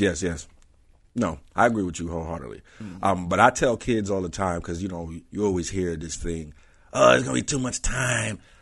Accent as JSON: {"language": "English", "region": "New York", "country": "United States", "tie": "born or raised there", "said": "I grew up in Queens"}